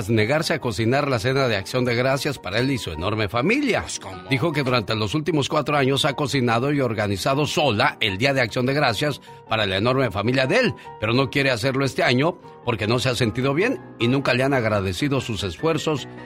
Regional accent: Jalisco, Mexico; moved away; Salí de Jalisco, pero Jalisco nunca salió de mí.

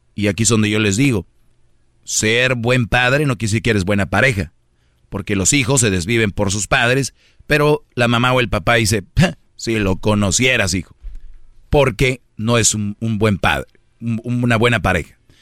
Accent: Monterrey, Nuevo León, Mexico; yo, por ejemplo soy de Monterrey

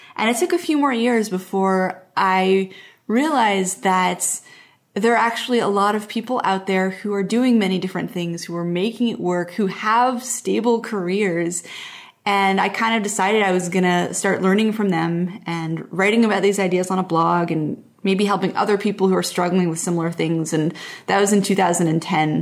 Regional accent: Montreal, Quebec, Canada; moved away; also born or lived in Portland; I grew up in Montreal, which is, like, a big East Coast city, and then I moved to Portland

